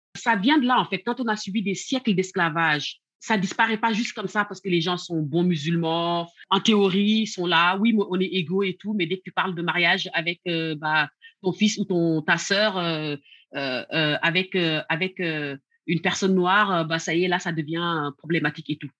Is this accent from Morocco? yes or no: no; Senegal; also born or lived in the West; now in France; quand j'ai grandi, en fait, cette histoire d'homosexualité ne posait pas autant de problèmes au Sénégal